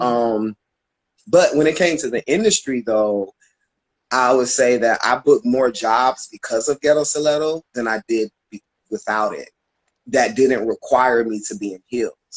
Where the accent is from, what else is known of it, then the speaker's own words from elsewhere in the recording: Tampa, Florida, United States; moved away as an adult; I'm from Tampa, Florida originally, um, and I moved out here in 2009